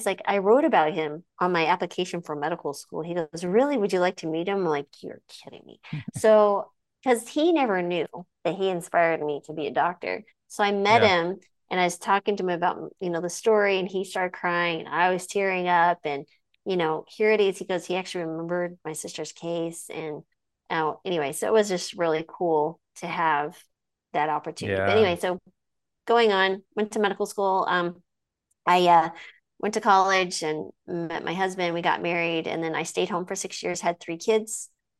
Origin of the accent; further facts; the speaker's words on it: New Mexico, United States; I grew up in New Mexico, which is southwest over by the border of Texas, and there was an Air Force base near us